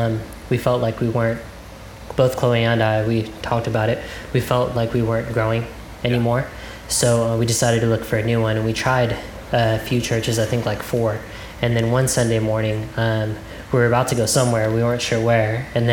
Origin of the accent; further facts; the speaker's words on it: Stockton, California, United States; now in Fort Worth, United States; Well, we're from Stockton, California. We moved to DFW about 5 years ago.